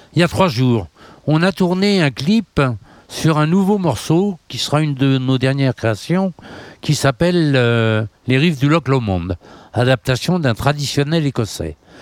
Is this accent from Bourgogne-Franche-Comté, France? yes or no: no; Nantes, Pays de la Loire, France; je suis né à Nantes et vraiment c'est ma ville. Je me sens de Nantes profondément, c'est important.